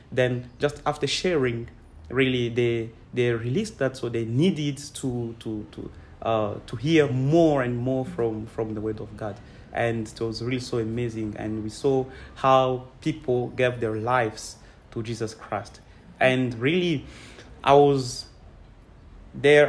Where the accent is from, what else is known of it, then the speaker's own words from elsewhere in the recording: Kolwezi, Lualaba, DR Congo; I'm from Congo. Um, I was born here, but grew up uh, in Kolwezi uh, city.